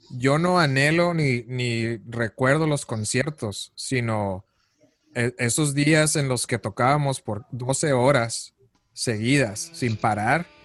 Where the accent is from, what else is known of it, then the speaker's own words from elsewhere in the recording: Mexico; now in United States; cuando me vine de, de México para Estados Unidos, este, esa era mi preocupación más grande, ¿no?